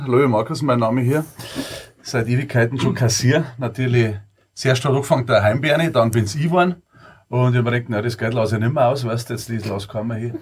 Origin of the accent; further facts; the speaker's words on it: Munich, Bavaria, Germany; bei uns in Minger